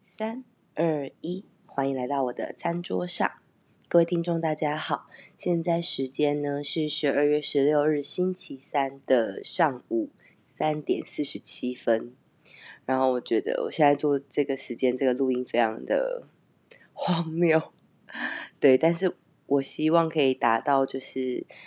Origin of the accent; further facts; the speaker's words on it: Taiwan; moved away as an adult; also born or lived in Taipei / Canada; 其实当年会离开，呃，我的家乡，然后去台北工作